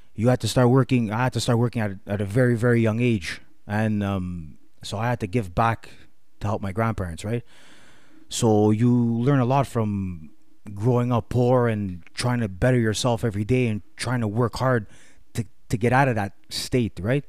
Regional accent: Montreal, Quebec, Canada; I grew up in Villemard with, uh, no, no, no, no, my grandparents.

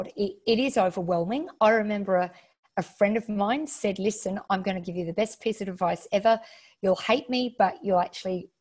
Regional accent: Western Australia, Australia; moved away as an adult; also born or lived in Melbourne / Sydney; So even though I'm from Western Australia, I lived in Melbourne and Sydney for 12 years. And my mum was back here

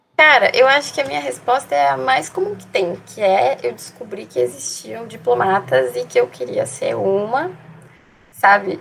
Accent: Palmitos, Santa Catarina, Brazil; also born or lived in Greece; Eu tenho 18 anos e sou de Palmites, Santa Catarina.

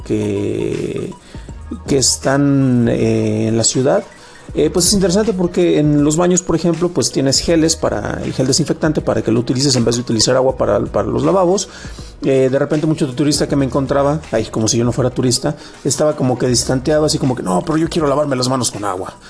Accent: San Juan de los Lagos, Jalisco, Mexico; now in Mexico City, Mexico; yo soy originario de San Juan de los Lagos

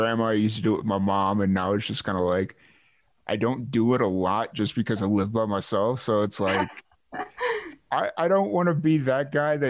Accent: Chicago, Illinois, United States; now in Texas, United States; I grew up in Chicago, and I remember I lived on the south, or my family and I lived on

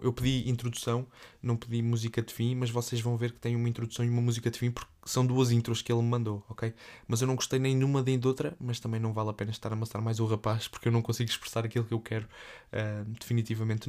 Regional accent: Évora, Alentejo, Portugal; moved away as an adult; now in Lourinhã, Portugal; sou natural de Évora, uh, vivo numa terra relativamente perto da Évora, cerca de 60 km de Évora, uma terrinha muito pequena

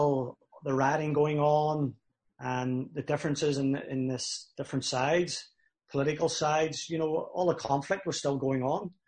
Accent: Belfast, Northern Ireland, United Kingdom; moved away as an adult; also born or lived in Cincinnati; now in Winnipeg, Canada; growing up in Belfast, you know, it was a divided city.

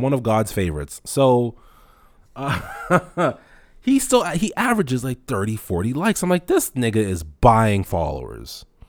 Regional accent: Toronto, Ontario, Canada; I grew up in Rexdale

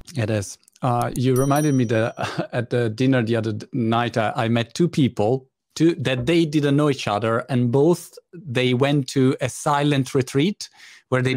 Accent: Italy; I was born in Italy

